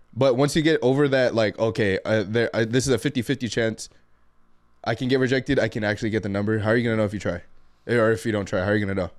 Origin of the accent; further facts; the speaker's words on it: Guam; also born or lived in Tecoman, Colima (claimed jokingly); now in Washington, United States; from Guam. Um, currently live in Washington